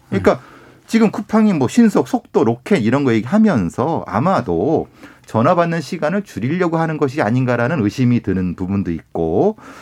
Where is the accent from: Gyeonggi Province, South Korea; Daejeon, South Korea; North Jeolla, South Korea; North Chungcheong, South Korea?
Gyeonggi Province, South Korea; Icheon; 제 고향이 경기도 이천이고요.